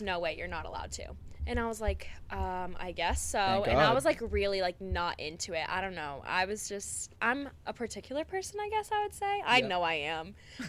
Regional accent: Tyngsborough, Massachusetts, United States; my hometown is like 15 minutes from here. So where are you from again? Tingsboro, Massachusetts.

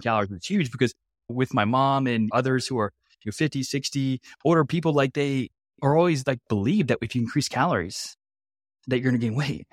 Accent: Louisiana, United States; also born or lived in Nebraska; I'm actually from Louisiana.

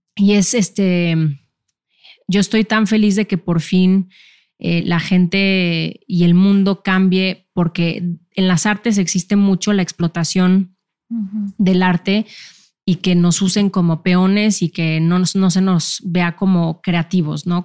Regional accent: Mexico; yo siendo mexicana

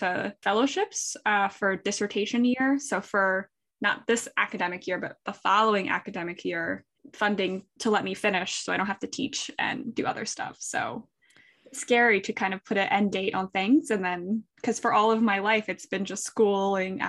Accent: southeastern Pennsylvania, United States; I'm from southeastern Pennsylvania, so there's just a lot of history from, you know, the Revolutionary War and houses in my hometown being from 1700s, 1600s

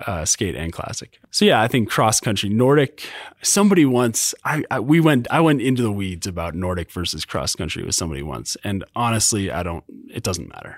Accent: Vermont, United States; now in Utah, United States; growing up in Vermont and then move, being in Utah

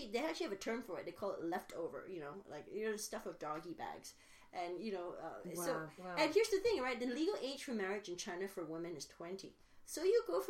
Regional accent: Malaysia; now in United States; I grew up in Malaysia.

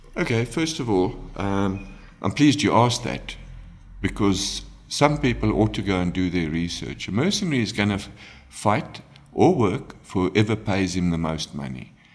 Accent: South Africa; we live in South Africa, we are ultimately Africans

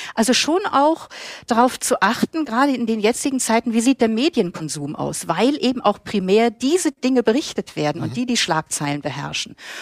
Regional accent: Germany; now in Vienna, Austria; ich als Deutsche in Österreich lebe

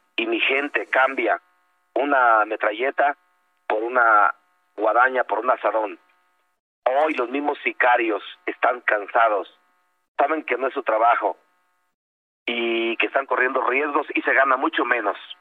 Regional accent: Tancítaro, Michoacán, Mexico; mi pueblo, yo soy de Tancítaro

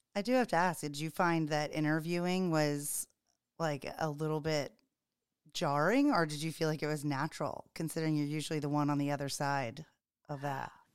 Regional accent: the South, United States; now in Charleston, United States; growing up in the South and being back in the South

